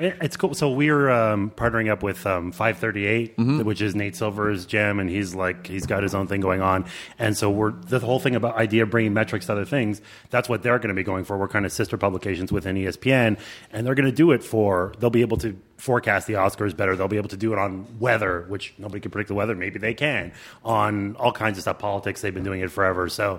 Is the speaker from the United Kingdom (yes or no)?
no; Canada; Root, route? I'm Canadian.